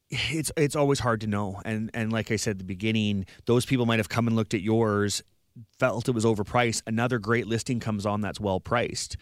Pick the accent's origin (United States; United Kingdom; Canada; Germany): Canada; Vernon, British Columbia; moved away as an adult; now in Victoria, Canada; I grew up in the Okanagan